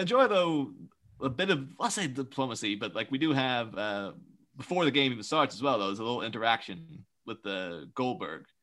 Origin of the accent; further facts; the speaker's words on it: Ireland; we're Irish children